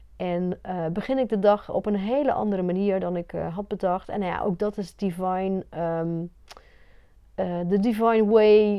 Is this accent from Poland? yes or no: no; Belgium; ik ben in België opgegroeid met het hele katholieke gedoe